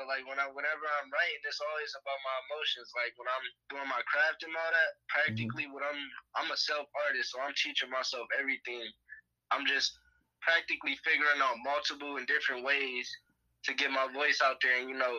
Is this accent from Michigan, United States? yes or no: yes; Detroit, Michigan, United States; I'm from Detroit, Michigan.